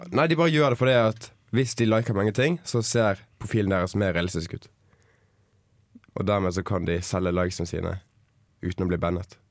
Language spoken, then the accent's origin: Norwegian; Bergen, Vestland, Norway; moved away; hjemme i Bergen